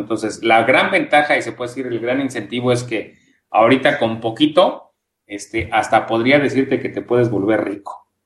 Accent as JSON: {"language": "Spanish", "country": "Mexico"}